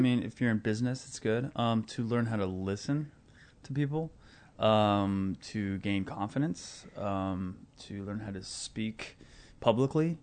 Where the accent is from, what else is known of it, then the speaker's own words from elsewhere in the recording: Omaha, Nebraska, United States; I grew up in Omaha, Nebraska.